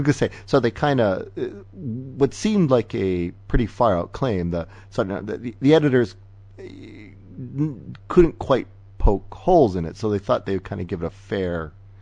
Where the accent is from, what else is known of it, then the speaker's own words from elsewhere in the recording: Canada; as a Canadian